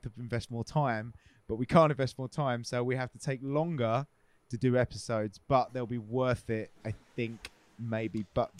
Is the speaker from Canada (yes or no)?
no; England, United Kingdom; because we're English